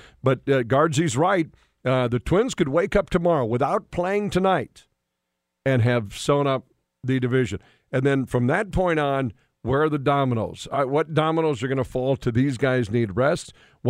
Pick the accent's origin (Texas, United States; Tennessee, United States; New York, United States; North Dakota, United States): North Dakota, United States; Western; Growing up in Western North Dakota